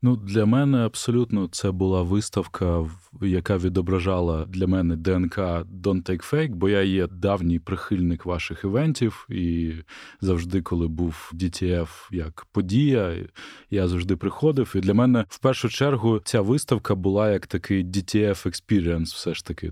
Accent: Mykolaiv, Mykolaiv Oblast, Ukraine; моє рідне місто Миколаїв

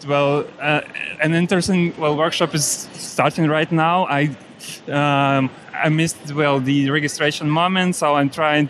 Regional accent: Russia; English is a second language; I come from Russia and live there and work there as a service designer.

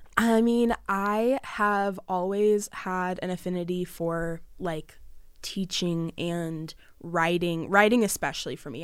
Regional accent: Southern California, United States; I am twenty years old, born and raised in Southern California

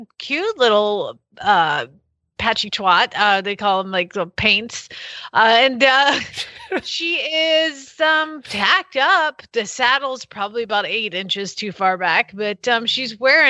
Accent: Georgia, United States; I'm from Georgia. I can talk like this because this is how my daddy sounds

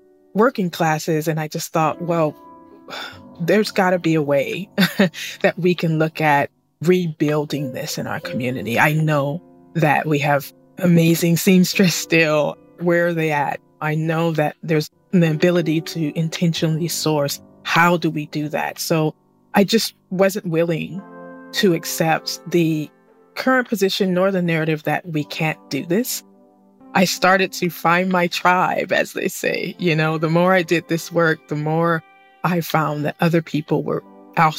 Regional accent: Sacramento, California, United States; I'm originally from Sacramento, California, but I am speaking to you all today from the Central Coast of California

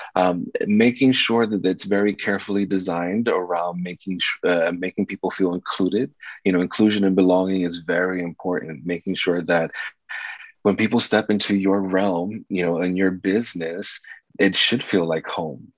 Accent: New York City, New York, United States; I was raised in New York City during the 80s and 90s in the South Bronx.

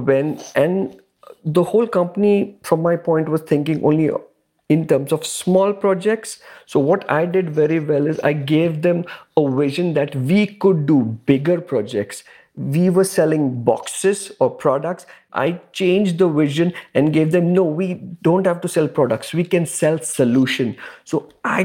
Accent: India; also born or lived in Dubai, United Arab Emirates; now in Canada; Originally, I'm from India, and I have three kids

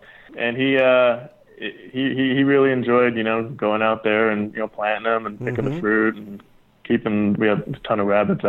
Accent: California, United States; also born or lived in Las Vegas, Nevada; now in Oxnard, United States; I grew up in California and, you know, Las Vegas

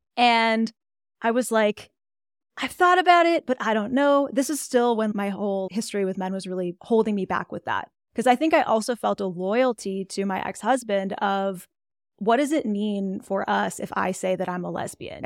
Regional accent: Dallas, Texas, United States; moved away as an adult; also born or lived in Austin, Texas; now in Colorado, United States; I'm, like, a Texan through and through. I grew up in the Dallas area

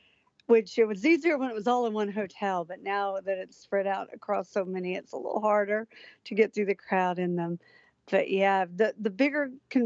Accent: Atlanta, Georgia, United States; I grew up in Atlanta

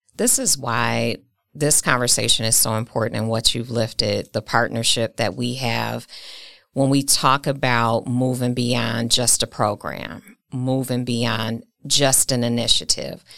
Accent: Milwaukee, Wisconsin, United States; Milwaukee is my hometown, it's my city

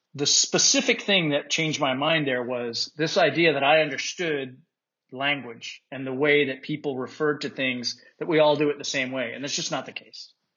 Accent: Utah, United States; moved away as an adult; I grew up in Utah

